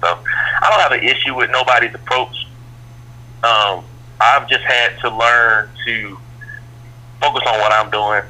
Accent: Atlanta, Georgia, United States; I'm from Atlanta.

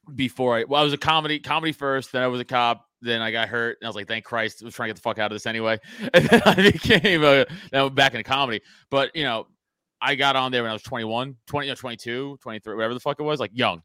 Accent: New York City, New York, United States; I grew up in Staten Island

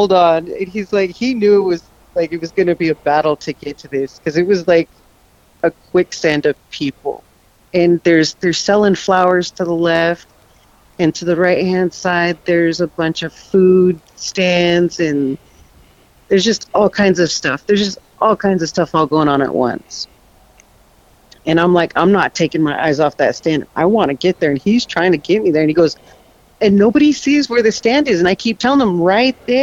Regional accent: East Glacier / Two Medicine, Montana, United States; now in Washington, United States; We grew up together out in Temedicine.

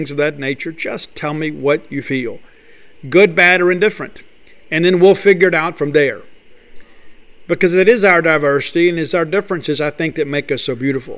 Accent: Mississippi, United States; I grew up in Mississippi too, and I think part of the rite of passage of growing up in the Magnolia State is we have this chip on our shoulder

